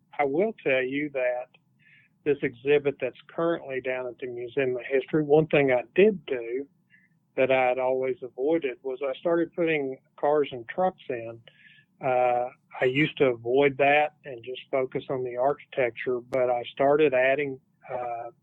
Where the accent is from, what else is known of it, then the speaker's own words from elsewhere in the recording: Fort Smith, Arkansas, United States; here in my hometown